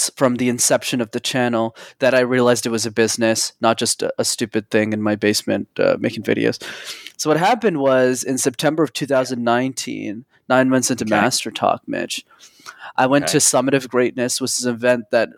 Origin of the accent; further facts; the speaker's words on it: Montreal, Quebec, Canada; I grew up in Montreal